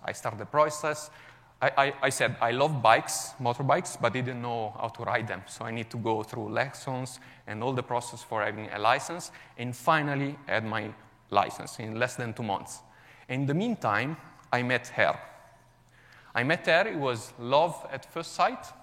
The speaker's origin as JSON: {"language": "English", "town": "Milan", "region": "Lombardy", "country": "Italy", "second_language": "English", "lives_now": "Como, Italy", "said": "I'm originally from Milan, even if um, I currently live in the beautiful Como, north of Italy."}